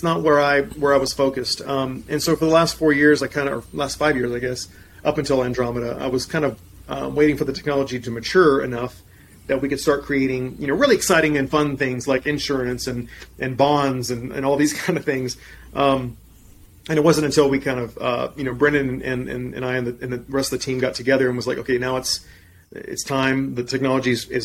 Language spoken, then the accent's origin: English; deep South Texas, United States; I was born and raised in Texas, deep South Texas